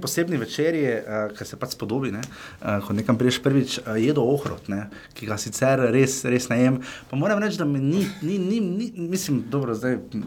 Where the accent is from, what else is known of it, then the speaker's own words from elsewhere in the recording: Styria, Slovenia; accent: Styrian; imam štajerski naglas